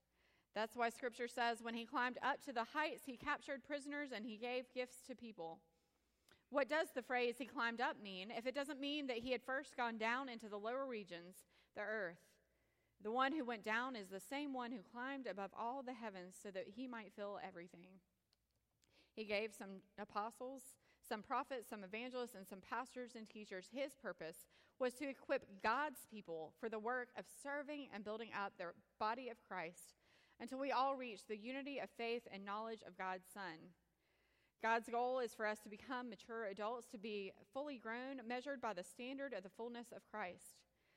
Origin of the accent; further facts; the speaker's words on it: Indian Trail, North Carolina, United States; And oh yes, I'm from Indian Trail.